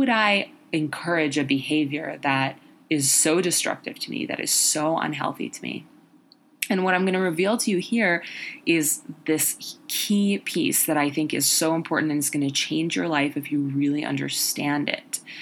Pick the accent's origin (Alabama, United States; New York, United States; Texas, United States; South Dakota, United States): New York, United States; New York City; growing up in New York City